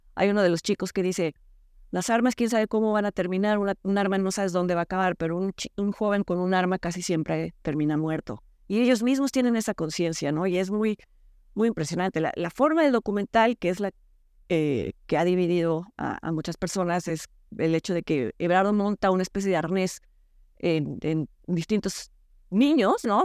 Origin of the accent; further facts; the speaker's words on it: Mexico; nosotros como mexicanos